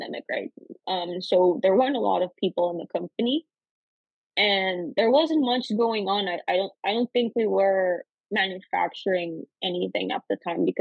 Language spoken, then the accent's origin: English; Costa Rica; moved away as an adult; also born or lived in North Carolina, United States; now in United States; I'm originally from Costa Rica, born and raised